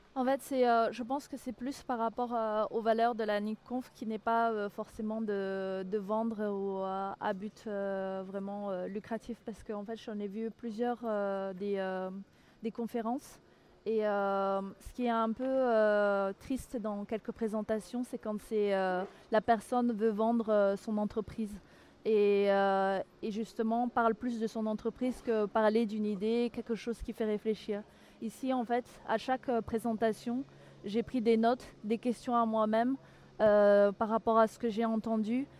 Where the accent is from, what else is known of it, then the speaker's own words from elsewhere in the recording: Madagascar; now in London, United Kingdom; je suis euh, de Madagascar mais j'habite à Londres